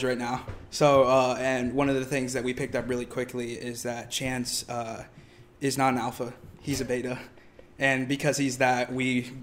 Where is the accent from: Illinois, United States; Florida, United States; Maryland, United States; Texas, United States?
Illinois, United States; Springfield; moved away as an adult; now in Joplin, United States; I'm from Springfield, Illinois